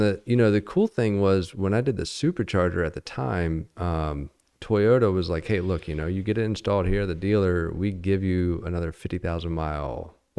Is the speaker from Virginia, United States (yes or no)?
yes; Virginia, United States; You know, I came out here from Virginia.